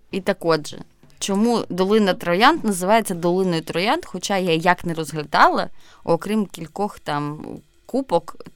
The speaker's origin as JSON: {"language": "Ukrainian", "town": "Zaporizhzhia", "region": "Zaporizhzhia Oblast", "country": "Ukraine", "said": "всі вже слухачі нашого подкасту в курсі, що я з Запоріжжя, тому що постійно виникають якісь фідбеки під час цих розмов. Запоріжжя теж побудовано такими квадратами"}